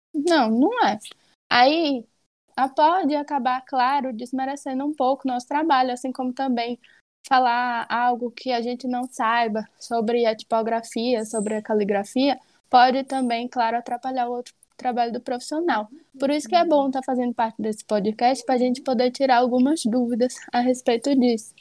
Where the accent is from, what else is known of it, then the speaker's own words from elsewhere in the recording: Alagoinhas, Bahia, Brazil; sou de Alagoinhas, Bahia